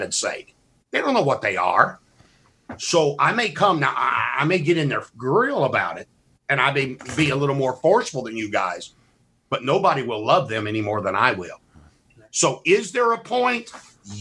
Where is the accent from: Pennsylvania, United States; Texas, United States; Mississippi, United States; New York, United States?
Mississippi, United States; I'm from Mississippi